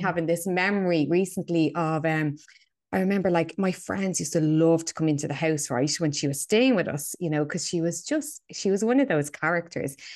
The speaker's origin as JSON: {"language": "English", "town": "Dublin", "region": "Leinster", "country": "Ireland", "tie": "born or raised there", "said": "So, yeah, so I'm from Dublin, right? I'm a Dubliner, born and bred. I grew up in a very, you know, working class suburb of Dublin."}